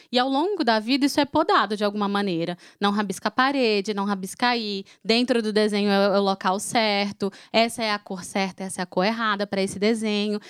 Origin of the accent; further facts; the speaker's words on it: Fortaleza, Ceará, Brazil; eu sou de Fortaleza